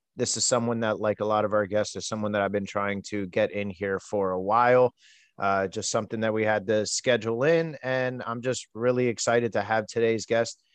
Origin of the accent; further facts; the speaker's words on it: East Coast, United States; I'm an East Coast guy, born and raised.